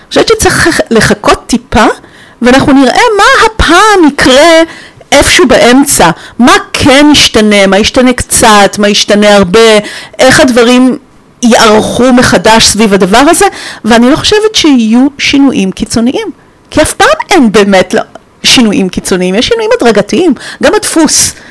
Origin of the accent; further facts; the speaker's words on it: Romania; moved away; אני נולדתי בשנות ה-70 בקומוניזם, ברומניה